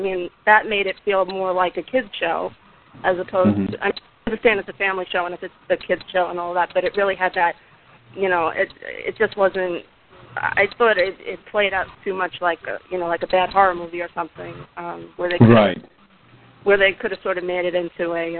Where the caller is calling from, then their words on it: Brooklyn, New York, United States; Brooklyn, New York.